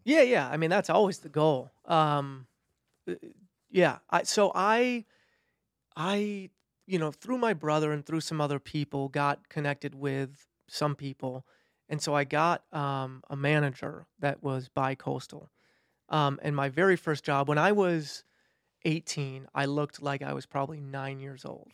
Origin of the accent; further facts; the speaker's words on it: between Milwaukee and Madison, Wisconsin, United States; moved away; I'm from Wisconsin. Grew up just directly between Milwaukee and Madison